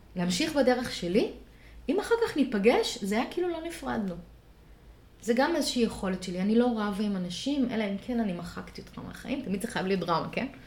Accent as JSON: {"language": "Hebrew", "town": "Rishon LeZion", "region": "Central District", "country": "Israel", "tie": "born or raised there", "said": "שנות ה-שמונים, בראשון לציון"}